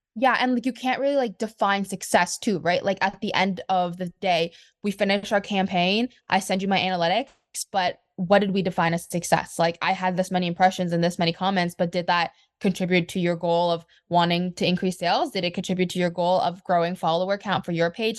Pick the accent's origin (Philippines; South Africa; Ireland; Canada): Canada; I'm from Canada